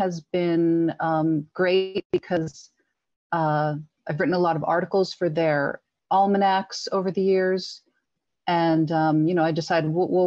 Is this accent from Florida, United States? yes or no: no; northern New Jersey, United States; I'm from New Jersey, and I currently live about 5 miles and just over the Watchung Mountains from where I grew up